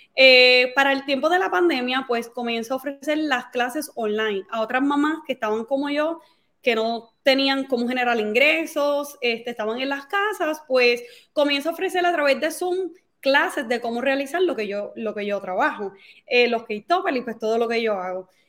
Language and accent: Spanish; Carolina, Puerto Rico; moved away as an adult; soy de Carolina, Puerto Rico. Nacida y criada en Carolina.